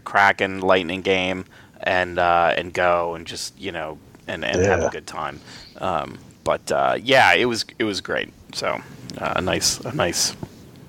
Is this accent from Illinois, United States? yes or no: no; Albany, New York, United States; I grew up in Albany, New York